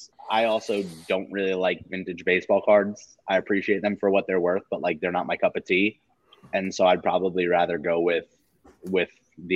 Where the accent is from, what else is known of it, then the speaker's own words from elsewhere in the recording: New York, United States; I'm from New York.